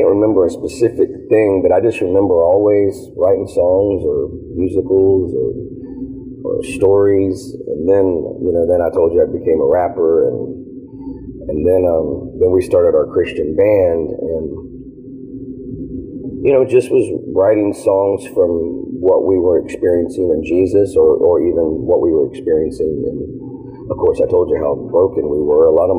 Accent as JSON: {"language": "English", "town": "Savannah", "region": "Georgia", "country": "United States"}